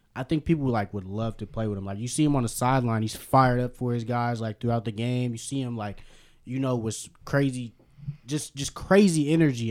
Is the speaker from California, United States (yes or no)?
yes; Berkeley, California, United States; I'm from Berkeley, California